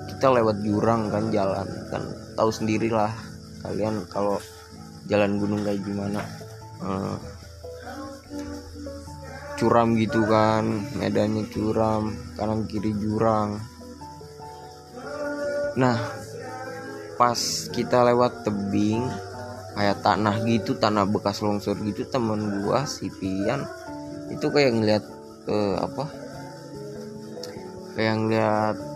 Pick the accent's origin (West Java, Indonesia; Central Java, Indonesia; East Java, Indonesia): Central Java, Indonesia; Tegal; also born or lived in Tangerang; Asal gue dari Jawa, gue lama di Tangerang, jadi gue jadi orang OTT, orang Tegal Tangerang.